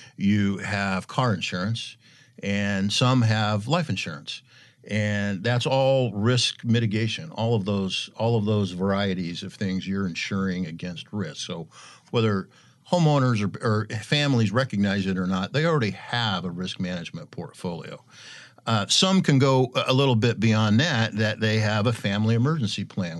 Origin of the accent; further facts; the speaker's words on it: Eastern Washington, United States; I'm from Eastern Washington